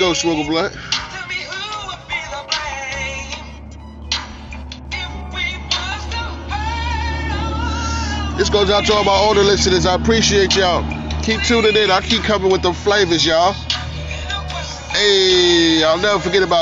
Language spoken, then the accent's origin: English; New York City, New York, United States; My hometown, I mean, my borough, Queens